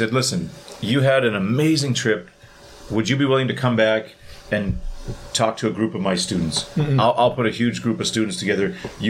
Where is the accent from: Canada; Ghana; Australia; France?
Canada; Thunder Bay, Ontario; I'm from Thunder Bay